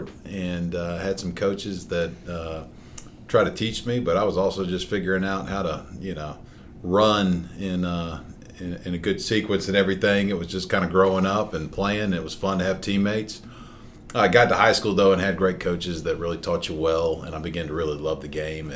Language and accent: English; Atlanta, Georgia, United States; moved away as an adult; also born or lived in Milledgeville, Georgia; now in Birmingham, United States; I'm originally from Atlanta, it's where I grew up, and lived there for 30 years